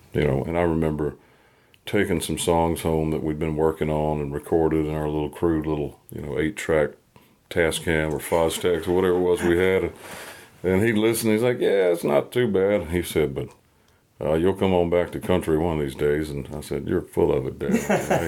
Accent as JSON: {"language": "English", "region": "North Carolina", "country": "United States", "tie": "born or raised there", "said": "I've got a thing in my hometown."}